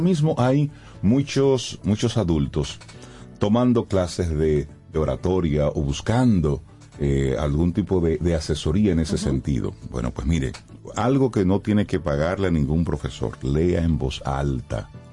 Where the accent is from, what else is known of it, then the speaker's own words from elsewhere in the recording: Dominican Republic; nosotros como dominicanos